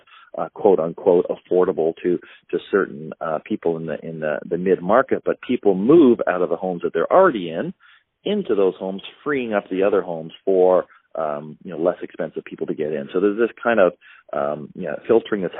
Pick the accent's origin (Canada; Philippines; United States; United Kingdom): Canada; I'm a Canadian